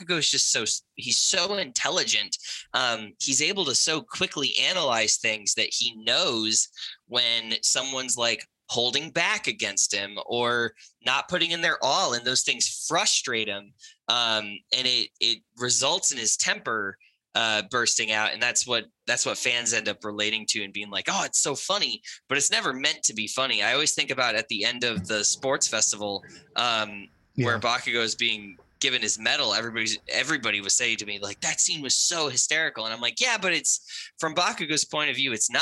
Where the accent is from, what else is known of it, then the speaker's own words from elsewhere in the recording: New England, United States; I grew up in New England in just like a small town